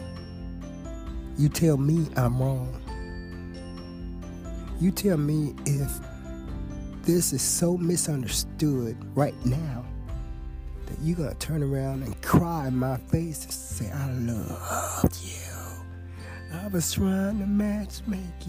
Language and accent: English; United States; I'm an American